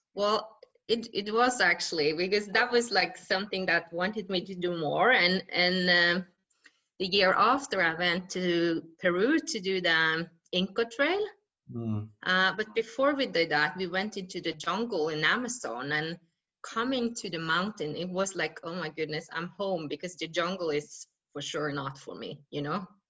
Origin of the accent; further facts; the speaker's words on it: west coast of Norway, Western Norway, Norway; I come from the west coast of Norway and I grew up in a small village called Bottenfjord